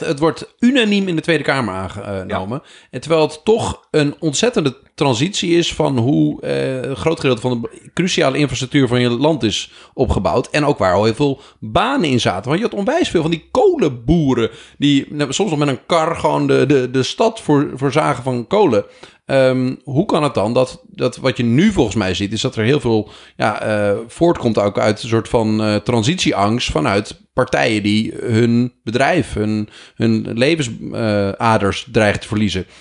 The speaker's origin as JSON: {"language": "Dutch", "region": "Groningen", "country": "Netherlands", "said": "Ik ben ook een Groninger"}